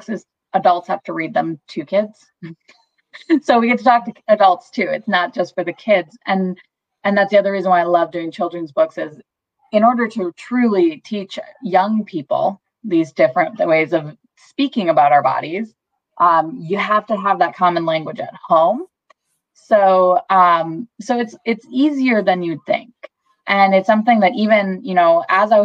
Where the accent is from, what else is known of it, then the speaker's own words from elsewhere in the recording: Wisconsin, United States; I'm from Wisconsin. I've been in Wisconsin my whole life